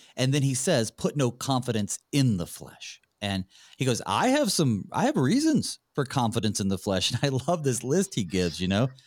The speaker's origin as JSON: {"language": "English", "region": "North Carolina", "country": "United States", "said": "I'm from North Carolina"}